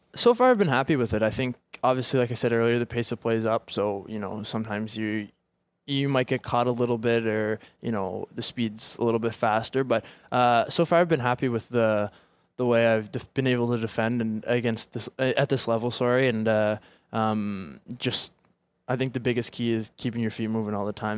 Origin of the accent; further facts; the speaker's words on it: Halifax, Nova Scotia, Canada; also born or lived in Dartmouth, Nova Scotia; my hometown. So I've been, I've been there ever since I wanna say five years old